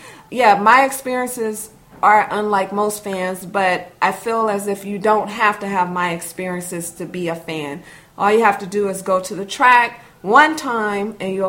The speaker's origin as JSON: {"language": "English", "town": "Los Angeles", "region": "California", "country": "United States", "tie": "born or raised there", "said": "Well, I'm born and raised in Los Angeles, California."}